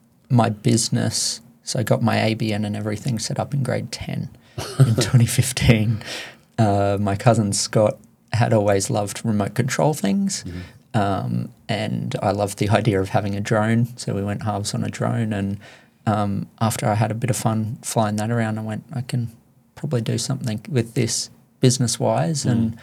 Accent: Caloundra, Queensland, Australia; Caloundra my whole life.

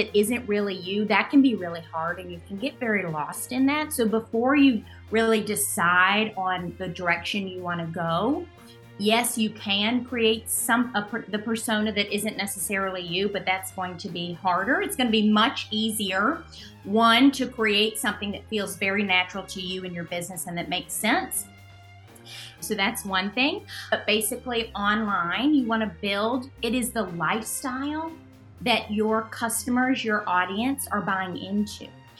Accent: Alabama, United States; now in New York City, United States; We're from Alabama, but we live in New York City now.

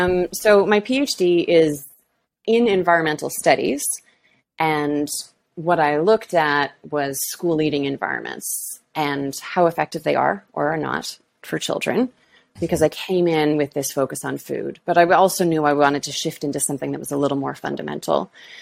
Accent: Toronto, Ontario, Canada; moved away as an adult; also born or lived in Halifax, Canada / Havana, Cuba / Paris, France / Nice, France; I'm originally from Toronto, where I live now.

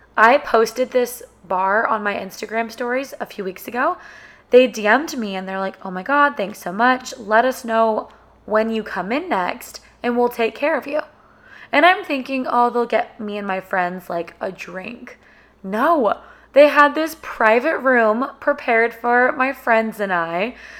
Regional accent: Sacramento, California, United States; moved away as an adult; now in Austin, United States; we grew up together in Sacramento

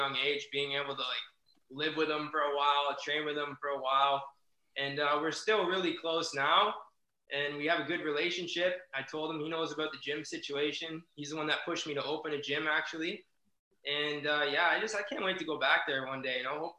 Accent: Canada; they knew I was from Canada, just a young white belt kid.

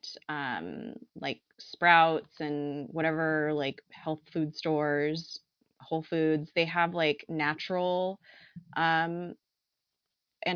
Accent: Southern California, United States; I'm from Southern California

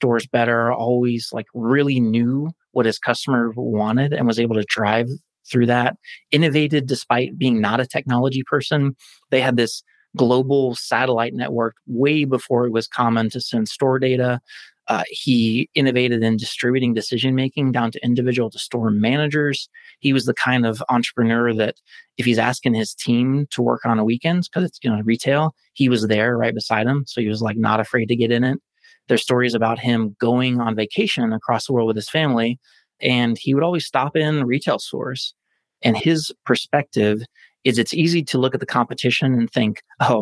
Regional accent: Oklahoma, United States; now in Indianapolis, United States; I'm originally from Oklahoma, which is not the technology capital of the world

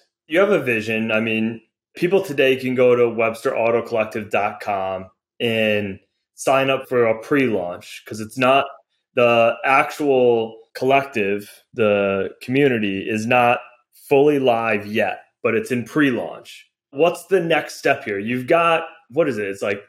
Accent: Michigan, United States; I grew up in Michigan, and there's a lot of car people in Michigan.

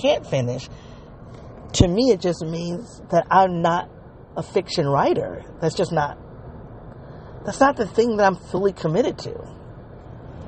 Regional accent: Midwest, United States; also born or lived in the South; I'm a Midwesterner

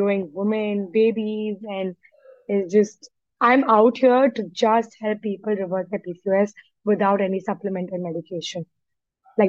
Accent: India; I'm an Indian

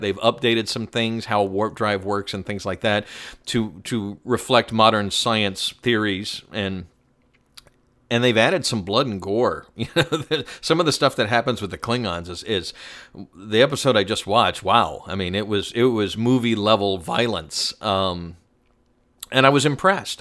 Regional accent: Atlanta, Georgia, United States; I grew up in Atlanta.

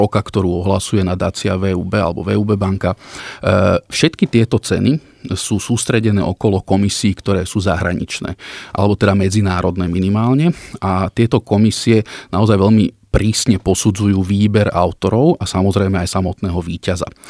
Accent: Gemer, Slovakia; Ja som vyrastal na Gemery.

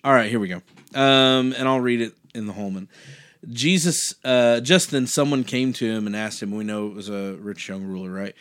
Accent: United States; being an American, being born in this country

